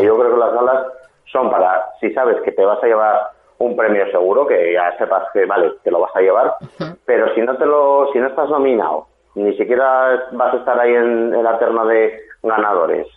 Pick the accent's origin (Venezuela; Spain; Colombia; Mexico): Spain; Asturias; yo como actor que soy asturiano